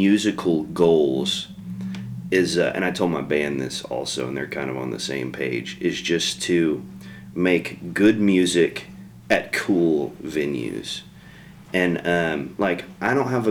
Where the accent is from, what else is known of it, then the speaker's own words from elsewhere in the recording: Shawnee, Oklahoma, United States; now in Guthrie, United States; I was born and raised in Shawnee